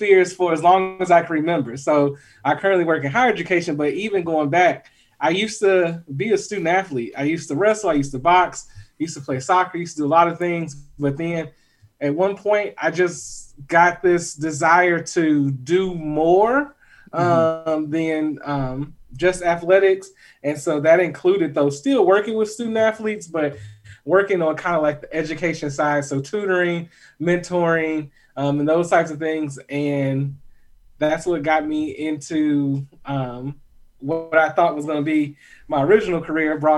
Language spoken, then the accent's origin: English; Chicago Heights, Illinois, United States; moved away; I'm originally from Chicagoland area. I claim Chicago Heights, the 60411, as my hometown